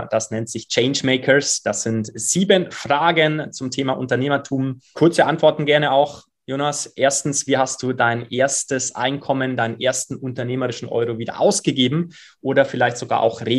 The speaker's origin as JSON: {"language": "German", "region": "Bavaria", "country": "Germany", "said": "Ja, die, die, die Schwarzwälder und auch die Allgäuer, da wo ich herkomme, die denken halt dann auch ähm, häufig mal anders."}